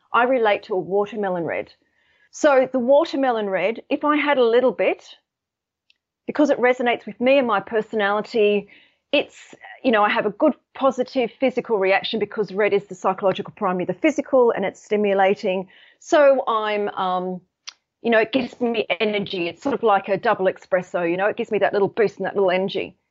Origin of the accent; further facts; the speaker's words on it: Sydney, New South Wales, Australia; now in United Kingdom; I'm actually based in the U K, but I'm, I'm from Sydney